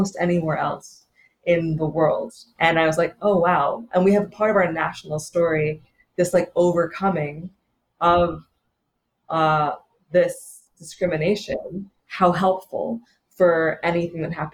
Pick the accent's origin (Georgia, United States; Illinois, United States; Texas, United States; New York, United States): Georgia, United States; Atlanta; I grew up in Atlanta, Georgia